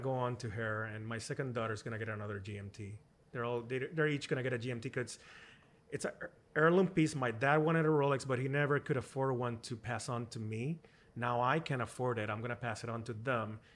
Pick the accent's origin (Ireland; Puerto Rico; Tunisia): Puerto Rico; I grew up in Puerto Rico in the countryside